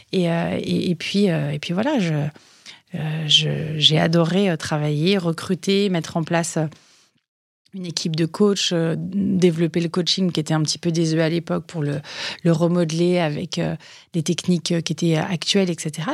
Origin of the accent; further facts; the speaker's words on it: Hauteville-Lompnes, Auvergne-Rhône-Alpes, France; moved away; also born or lived in Nantua; je suis originaire de l'Ain, donc je suis née à Nantua, hein, les quenelles sauce Nantua, pour ceux qui sont de fins gourmets. Euh, j'ai grandi euh, dans une ville de moyenne montagne qui s'appelle euh, Hauteville-Lompness